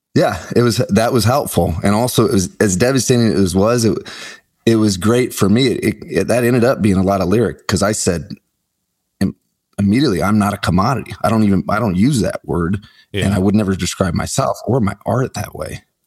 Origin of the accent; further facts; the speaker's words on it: Omaha, Nebraska, United States; I grew up in Omaha, Nebraska, so I went to school in University of Nebraska Lincoln